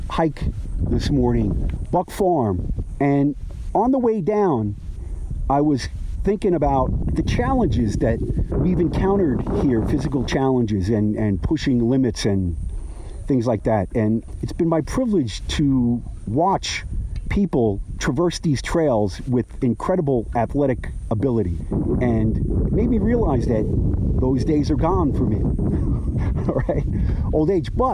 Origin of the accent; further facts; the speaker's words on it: Jersey City, New Jersey, United States; I grew up in a town on the Hudson River, Jersey City, New Jersey, which is the second largest city in New Jersey, and it shares the border of the Hudson River with downtown Manhattan.